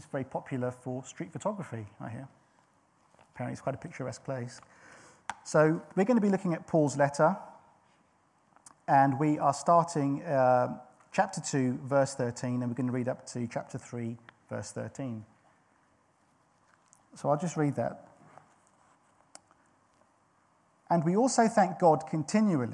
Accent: St Albans, East of England, United Kingdom; moved away; also born or lived in Belgium; even though I was born and raised in England and in Hertfordshire

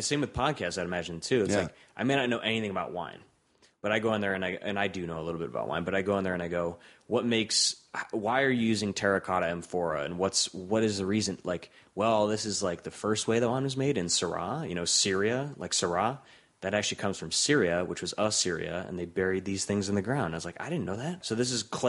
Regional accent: Rust Belt, United States; and you know that's important to me because I'm from the Rust Belt.

